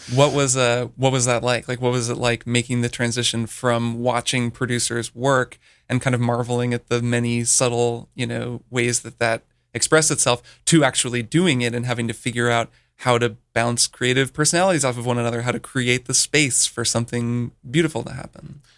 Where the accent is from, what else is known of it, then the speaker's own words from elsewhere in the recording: Bloomington, Indiana, United States; moved away; Brian and I grew up together in Bloomington, Indiana